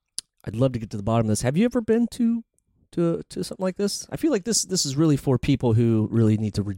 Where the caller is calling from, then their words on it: New York City, New York, United States; We're calling from New York City.